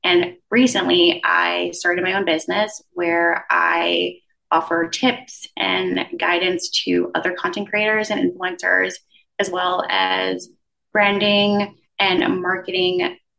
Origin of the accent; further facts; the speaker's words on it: U.S. Virgin Islands; moved away as an adult; also born or lived in Philadelphia; now in New York, United States; I'm originally from the Virgin Islands, believe it or not, born and raised, and I moved to the U.S. to go to college. So I was in Philly for 4 years before coming to New York.